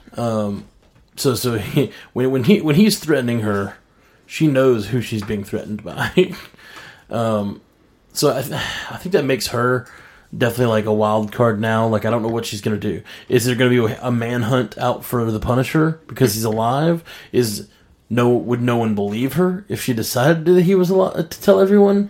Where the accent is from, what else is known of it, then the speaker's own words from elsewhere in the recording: Birmingham, Alabama, United States; I'm the one from Birmingham, Alabama that does music